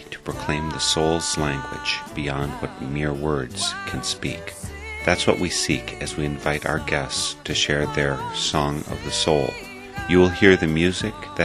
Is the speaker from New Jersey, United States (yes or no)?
no; Wisconsin, United States; my home state, Wisconsin, is a bit northern fringe for the USA